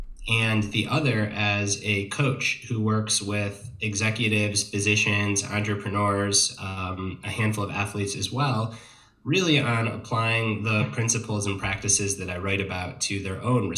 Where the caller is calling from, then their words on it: Asheville, North Carolina, United States; I am calling from Asheville, North Carolina, which is in the mid-Atlantic portion of the United States.